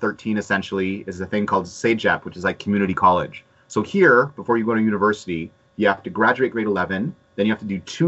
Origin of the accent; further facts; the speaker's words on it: Montreal, Quebec, Canada; first language English; also born or lived in San Francisco; I had to grow up speaking French